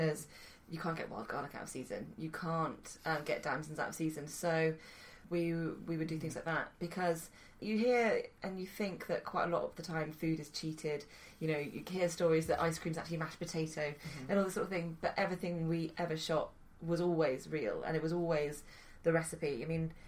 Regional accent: Malvern, West Midlands, United Kingdom; the first job I ever had was in a Sri Lankan restaurant in my hometown of Malvern

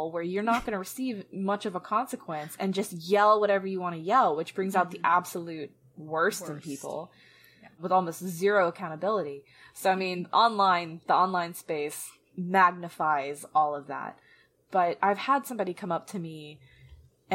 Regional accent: Atlanta, Georgia, United States; I was from Atlanta, but then I got moved to a very conservative place by the time I was 11

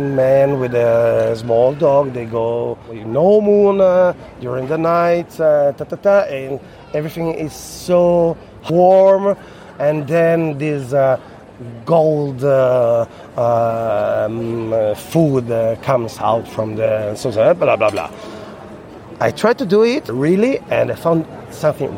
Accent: Piedmont, Italy; English is a second language; I'm from Piemonte. We are famous for our cows and meat from cows.

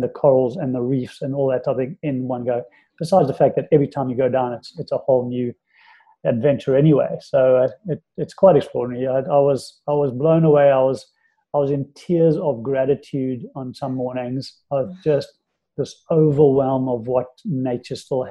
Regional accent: South Africa; moved away; being in South Africa and living in South Africa and growing up in South Africa

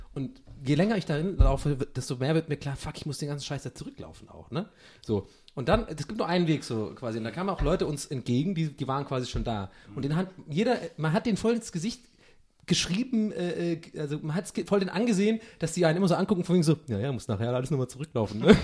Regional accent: Ireland; als Ire

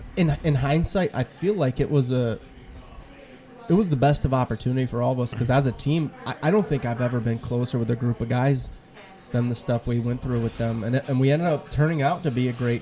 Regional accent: Toledo, Ohio, United States; I grew up playing hockey in the Toledo area

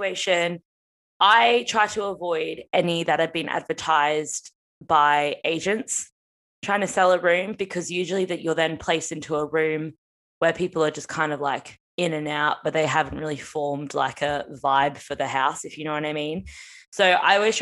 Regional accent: Australia; moved away as an adult; now in London, United Kingdom; I'm Aussie

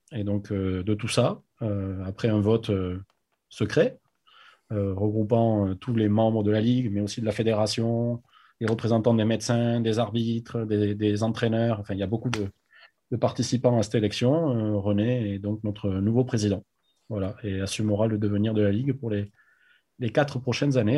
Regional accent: Agen, Nouvelle-Aquitaine, France; moved away as an adult; also born or lived in New Zealand / United States / Biarritz; je suis né à Agen, j'ai grandi là-bas jusqu'à mes 20 ans

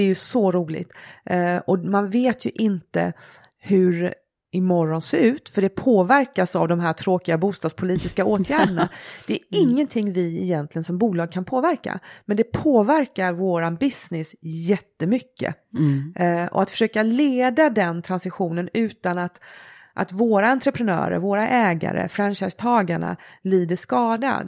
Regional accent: Sweden; vara född och uppvuxen i Sverige

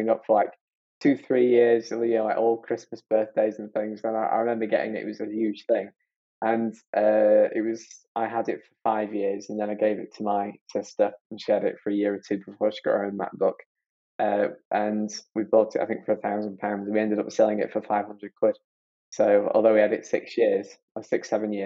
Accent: Barnsley, Yorkshire and the Humber, United Kingdom; I'm from Barnsley, a little place called Barnsley in South Yorkshire, and I currently work in London.

